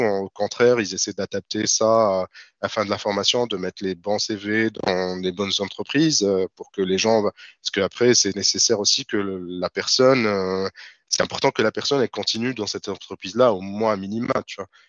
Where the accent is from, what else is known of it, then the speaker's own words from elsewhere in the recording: Tunis, Tunis Governorate, Tunisia; moved away as an adult; now in France; Je suis né à Tunis, j'ai grandi à Tunis et je suis venu en France en 2018